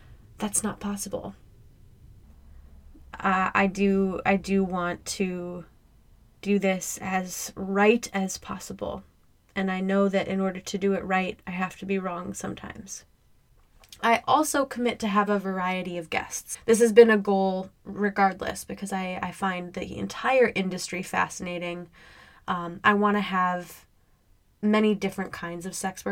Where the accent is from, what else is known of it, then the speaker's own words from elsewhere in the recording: Midwest, United States; I grew up in the Midwest.